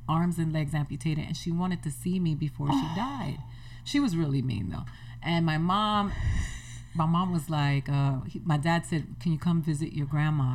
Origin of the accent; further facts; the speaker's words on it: Miami, Florida, United States; moved away; I grew up in Miami, so I used to go to the beach every weekend.